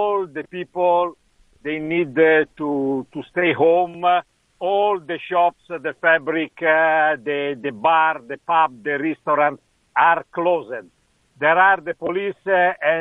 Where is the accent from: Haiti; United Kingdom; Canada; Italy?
Italy; English is a second language; also born or lived in Ghana; I just arrived in Italy